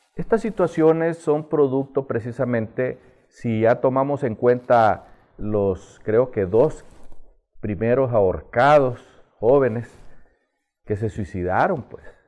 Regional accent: Honduras; No podemos seguir viviendo así los hondureños

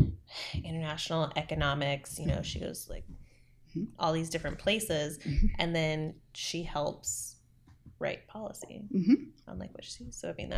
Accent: Houston, Texas, United States; I grew up in Houston.

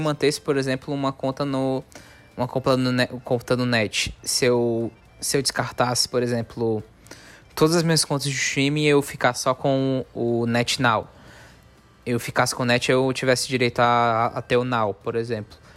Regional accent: Northeast Region, Brazil; a gente é, nós somos nordestinos

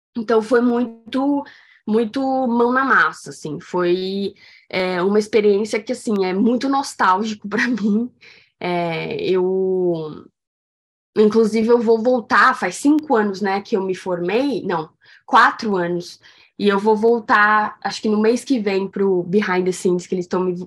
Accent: São Paulo, Brazil; moved away; eu nasci em São Paulo

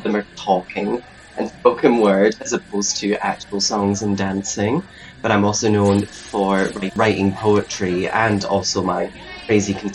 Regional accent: the Highlands, Scotland, United Kingdom; moved away as an adult; now in Glasgow, United Kingdom; I'm originally from the Highlands, but I moved to Glasgow about 6 years ago to study

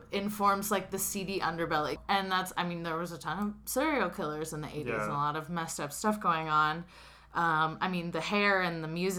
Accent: Santa Cruz, California, United States; What's wild is I feel like there are so many people who come in during summertime, and to them, Santa Cruz is, like, this beach paradise.

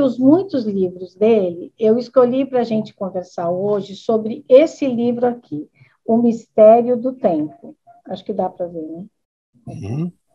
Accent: Americana, São Paulo, Brazil; Eu sou aqui da cidade de Americana

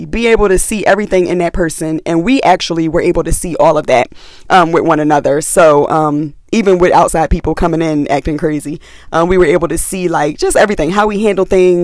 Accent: Philadelphia, Pennsylvania, United States; I was from West Philly

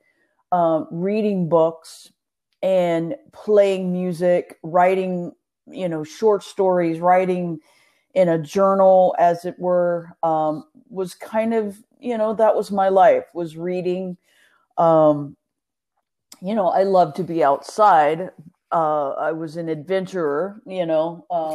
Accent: Nacogdoches, Texas, United States; also born or lived in Pensacola, Florida / Houston, Texas / Austin, Texas / Belton, Texas; I am originally from Texas. I born in Pensacola, Florida

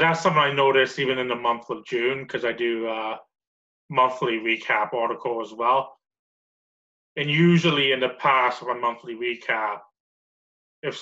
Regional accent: outside the Toronto area, Ontario, Canada; I was born in Canada, so just like outside of like the Toronto area

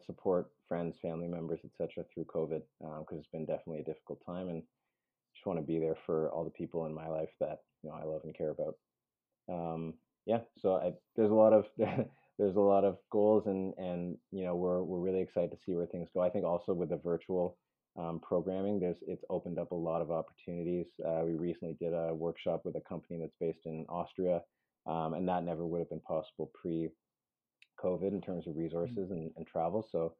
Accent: Peru; born there; I am adopted. I was born in Peru.

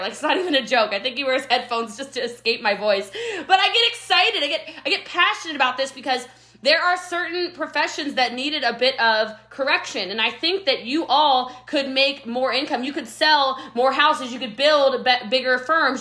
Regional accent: Frederick County, Maryland, United States; moved away as an adult; also born or lived in Rockville, Maryland; now in Frisco, Texas, United States; I'm from Maryland originally, Frederick County, Maryland

